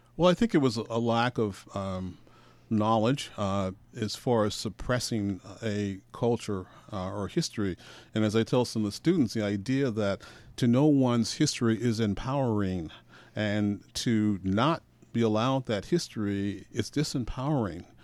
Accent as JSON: {"language": "English", "town": "Portland", "region": "Oregon", "country": "United States", "tie": "born or raised there", "also_born_or_lived": "Birmingham, Alabama", "lives_now": "Astoria, United States", "said": "I was raised in Portland"}